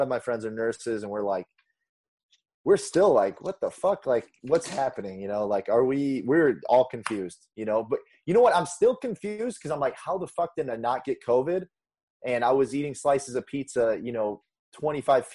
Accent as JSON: {"language": "English", "region": "Indiana", "country": "United States", "also_born_or_lived": "Chicago", "moved": "as an adult", "lives_now": "California, United States", "said": "I'm from Indiana"}